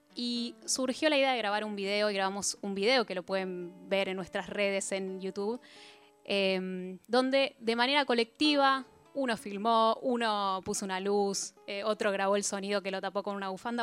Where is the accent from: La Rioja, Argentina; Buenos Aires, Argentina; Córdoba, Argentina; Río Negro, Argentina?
Buenos Aires, Argentina; los dos somos porteños